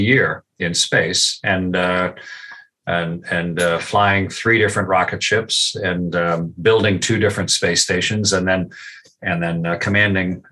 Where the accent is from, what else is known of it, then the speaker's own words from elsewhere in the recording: Canada; I served as a test pilot as a Canadian with the U.S. Air Force and the U.S. Navy